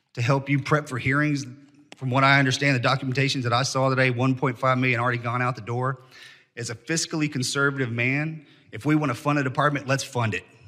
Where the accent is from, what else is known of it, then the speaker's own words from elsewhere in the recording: Texas, United States; as a Texan and as a congressman